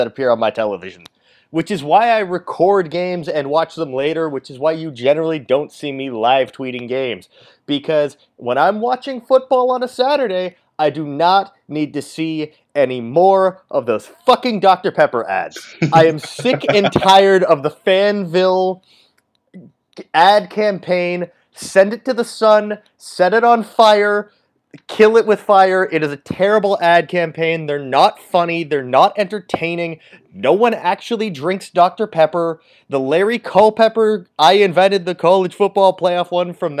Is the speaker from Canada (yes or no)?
yes; Canada; I'm Canadian